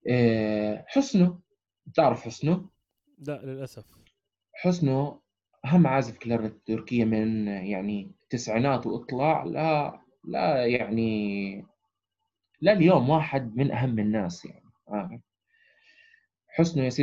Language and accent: Arabic; Amman, Amman Governorate, Jordan; احنا اجينا من عمان الناس الوحيدين طبعا من الميدل ايست احنا